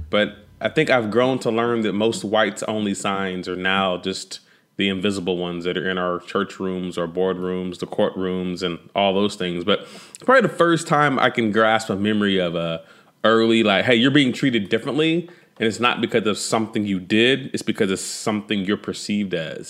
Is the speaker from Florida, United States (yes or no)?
no; Fort Worth, Texas, United States; also born or lived in Amarillo, Texas; when we relocated from Amarillo, Texas to, uh, the Fort Worth, Dallas, Fort Worth area